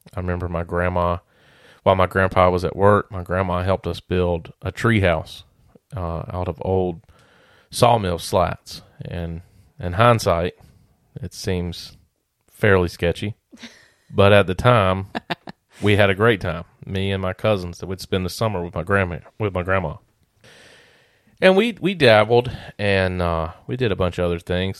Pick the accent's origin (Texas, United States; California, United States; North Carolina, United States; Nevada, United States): North Carolina, United States; near Pilot Mountain, North Carolina foothills, United States; I was fortunate enough to grow up on, on a family farm here in the foothills